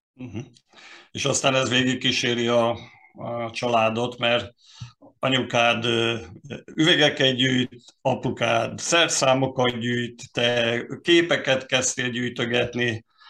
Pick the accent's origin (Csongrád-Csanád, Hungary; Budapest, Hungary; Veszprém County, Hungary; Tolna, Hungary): Tolna, Hungary; Bonyhád; én Bonyhádon születtem